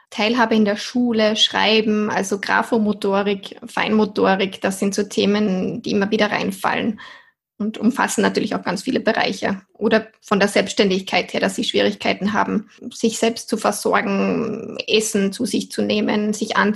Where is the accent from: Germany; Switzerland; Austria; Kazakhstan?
Austria; ich komme aus Österreich, bin bald 30 Jahre alt und arbeite schon seit sieben Jahren als Ergotherapeutin.